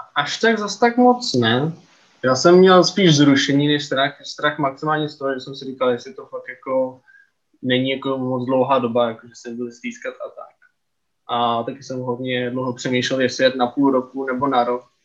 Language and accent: Czech; Czechia; my jako Češi